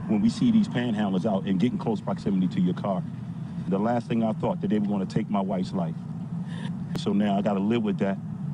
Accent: Baltimore, Maryland, United States; Because like me, I'm from Baltimore.

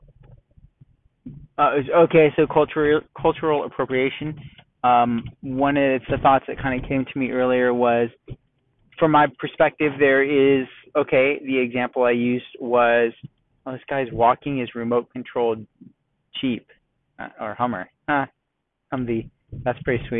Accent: Southern California, United States; moved away as an adult; now in Texas, United States; living and growing up in Southern California

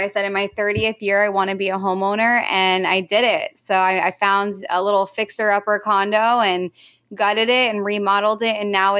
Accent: New Jersey, United States; moved away as an adult; now in San Diego, United States; You know, I come from Jersey originally. I'm a born and raised Jersey girl. I've been here. It'll be 5 years next month.

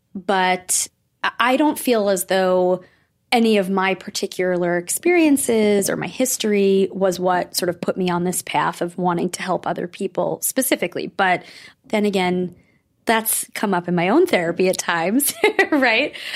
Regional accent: Rockland County, New York, United States; I grew up in Rockland County.

